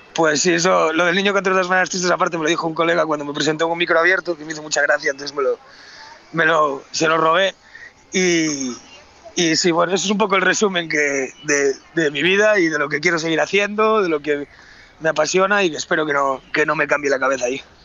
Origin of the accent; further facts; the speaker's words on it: Galicia, Spain; also born or lived in Madrid; me marché para Galicia y ahí me volví a enamorar otra vez de, mi tierra